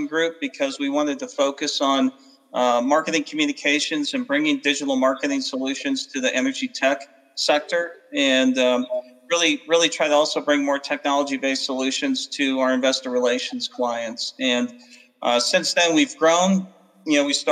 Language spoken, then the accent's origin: English; Arizona, United States; moved away; I didn't come from a oil state like a lot of people in the business. I came from Arizona